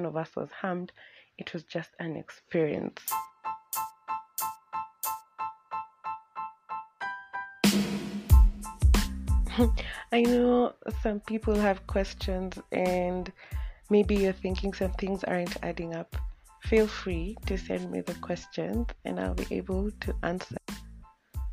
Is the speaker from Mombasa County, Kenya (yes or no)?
no; Nairobi, Kenya; Both me and Abby have been born and raised in Nairobi